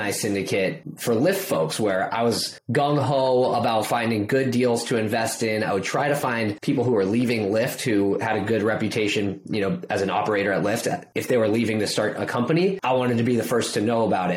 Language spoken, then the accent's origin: English; Bay Area, California, United States; I grew up in the Bay Area